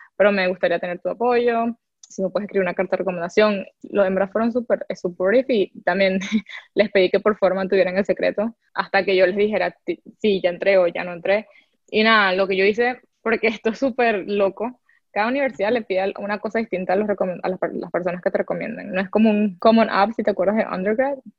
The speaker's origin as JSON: {"language": "Spanish", "country": "Venezuela", "moved": "yes", "said": "como muchos venezolanos"}